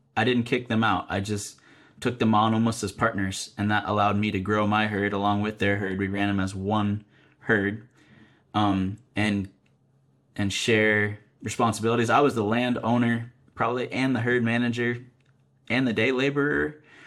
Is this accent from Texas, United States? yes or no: no; Vermont, United States; moved away; Ridgeview Cattle Company, where I grew up in Vermont